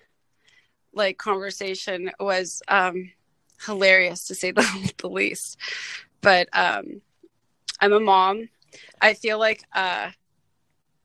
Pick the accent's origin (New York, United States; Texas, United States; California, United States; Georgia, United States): California, United States; Los Angeles; I was born and raised in the San Fernando Valley in LA in the 80s and 90s